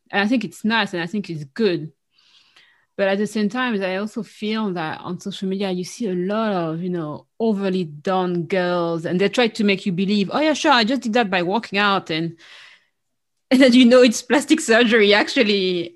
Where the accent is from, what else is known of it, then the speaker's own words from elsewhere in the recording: Paris, Île-de-France, France; moved away as an adult; now in London, United Kingdom; growing up in Paris, especially in Paris, which is even more than the rest of France